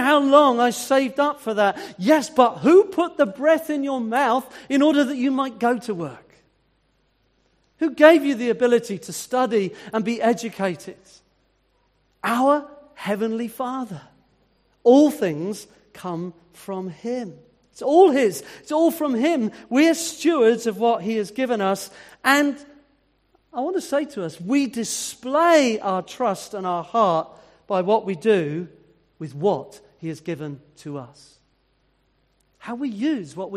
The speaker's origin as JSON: {"language": "English", "country": "United Kingdom", "said": "as a British person"}